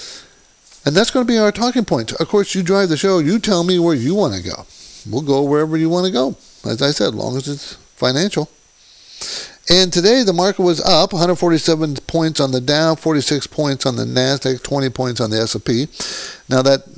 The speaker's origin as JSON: {"language": "English", "region": "Southern California", "country": "United States", "tie": "born or raised there", "also_born_or_lived": "New Jersey / New York", "said": "I'm from Southern California, been in Southern California for, I grew up here"}